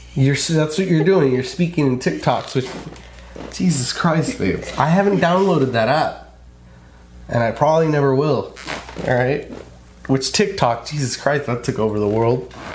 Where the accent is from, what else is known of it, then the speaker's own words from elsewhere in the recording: California, United States; moved away; I grew up in California. I was born and bred in California